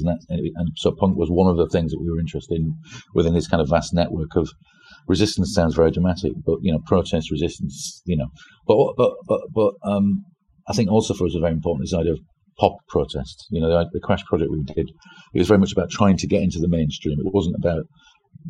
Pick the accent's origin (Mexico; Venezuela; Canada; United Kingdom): United Kingdom; Yorkshire and the Humber; moved away as an adult; also born or lived in London; I'm from Yorkshire